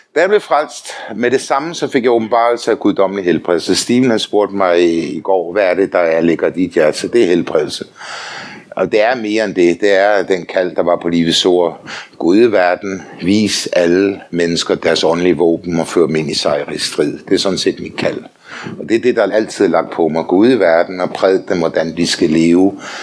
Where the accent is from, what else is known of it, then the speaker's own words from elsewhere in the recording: Denmark; also born or lived in Faroe Islands (ancestry); Så er jeg også dansker